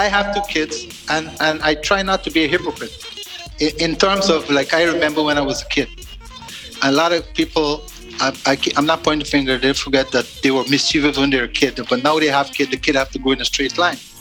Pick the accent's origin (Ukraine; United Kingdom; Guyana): Guyana; now in Canada; I grew up in Guyana